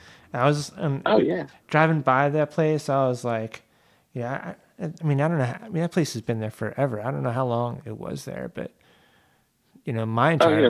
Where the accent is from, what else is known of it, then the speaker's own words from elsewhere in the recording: Fair Lawn, New Jersey, United States; moved away as an adult; also born or lived in Virginia / Elmwood Park, New Jersey; I grew up in Fairlawn